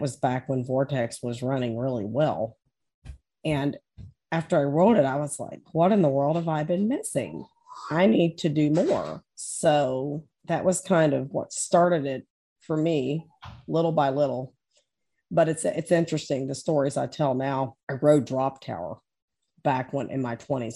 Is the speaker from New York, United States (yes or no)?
no; Maysville, Kentucky, United States; I grew up back in Maysville, Kentucky.